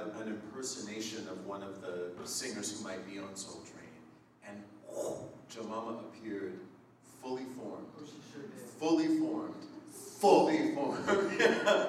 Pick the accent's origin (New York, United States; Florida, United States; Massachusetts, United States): Massachusetts, United States; Springfield; I grew up in Springfield, Mass, in Western Mass